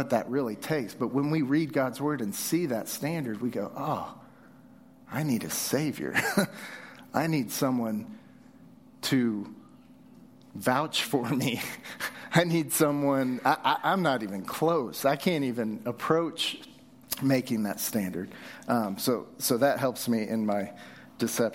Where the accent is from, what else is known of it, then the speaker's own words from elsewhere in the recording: Southern California, United States; also born or lived in Texas; now in Utah, United States; As a kid, I grew up in Southern California